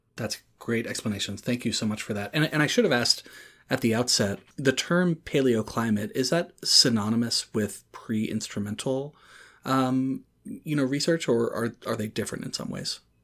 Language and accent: English; Durham, North Carolina, United States; my hometown of Durham, North Carolina